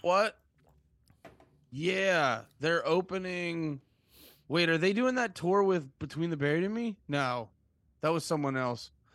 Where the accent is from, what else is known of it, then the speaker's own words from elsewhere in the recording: Allentown, Pennsylvania, United States; now in New Jersey, United States; originally from, uh, right outside of Allentown, P